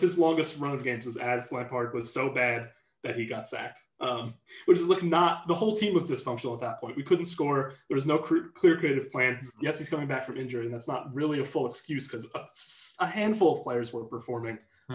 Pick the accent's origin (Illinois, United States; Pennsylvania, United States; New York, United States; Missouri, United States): New York, United States; I'm American. Yeah, I, am from New York